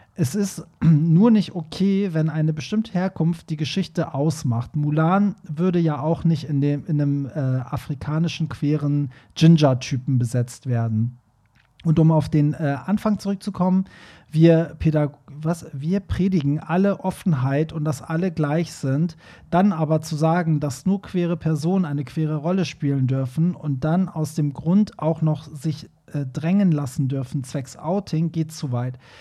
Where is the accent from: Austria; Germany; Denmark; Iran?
Iran; moved away; wo ich herkomme, wie in dem Iran